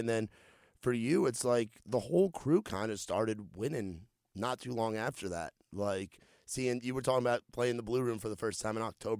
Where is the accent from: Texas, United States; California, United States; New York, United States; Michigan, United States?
New York, United States; moved away as an adult; now in Nashville, United States; I'm from New York.